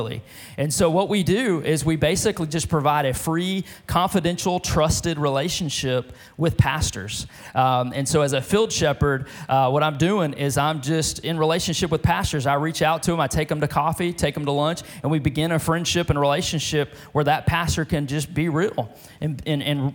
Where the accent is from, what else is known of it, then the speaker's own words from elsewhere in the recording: Beaumont, Texas, United States; also born or lived in France / California; now in Lufkin, United States; my hometown of Beaumont, Texas